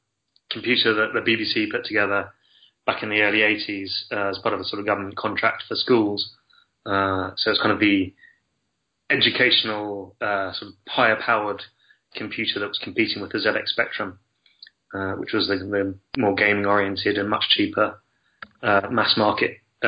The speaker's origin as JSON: {"language": "English", "country": "France", "tie": "born there", "said": "I was born in France anyway."}